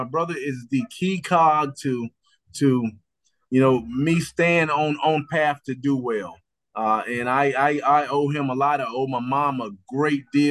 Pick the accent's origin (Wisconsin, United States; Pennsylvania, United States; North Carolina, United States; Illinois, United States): North Carolina, United States; Roxboro; I grew up in Roxboro, North Carolina